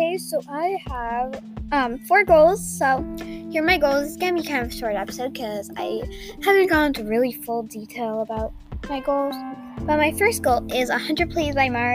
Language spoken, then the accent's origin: English; United States; I am American